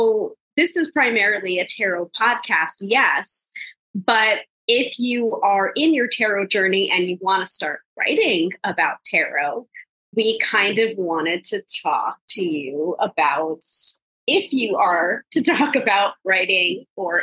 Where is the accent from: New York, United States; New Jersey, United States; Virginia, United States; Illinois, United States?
New York, United States; the New Yorker